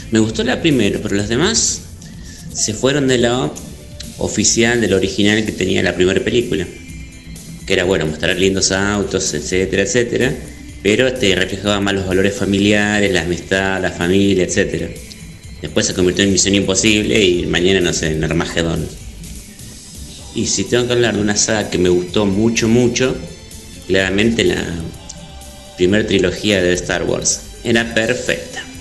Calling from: González Catán, Buenos Aires Province, Argentina; Hola, ¿cómo va? … de Zona Oeste, González Catán.

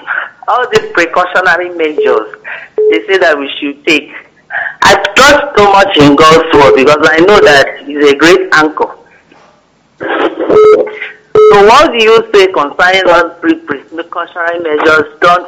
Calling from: Nnewi, Anambra, Nigeria; I'm calling from Nnewi.

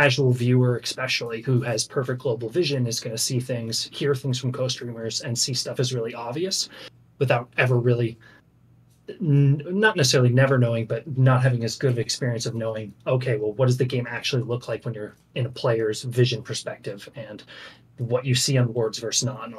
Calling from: Wilmington, Delaware, United States

